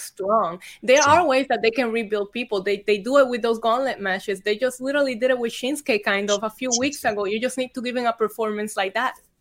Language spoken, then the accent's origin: English; Vega Baja, Puerto Rico; also born or lived in Bayamón, Puerto Rico / San Juan, Puerto Rico; I was born in Bayamon. I grew up in Vega Baja, and then I went to school in San Juan.